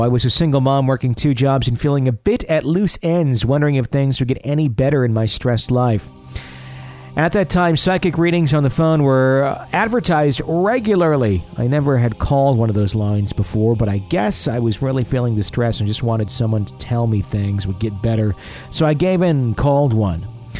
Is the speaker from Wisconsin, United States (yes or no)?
yes; Wisconsin, United States; I'm an attorney and a real estate agent in Wisconsin. Ah, my hometown or my home state happens to be an area of my practice.